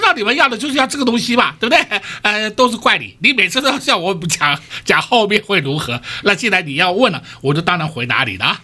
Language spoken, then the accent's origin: Chinese; Taiwan; 我们台湾人